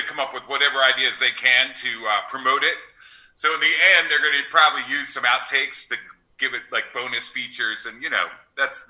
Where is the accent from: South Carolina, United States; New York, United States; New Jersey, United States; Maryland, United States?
New Jersey, United States; moved away as an adult; now in Los Angeles, United States; I love growing up in New Jersey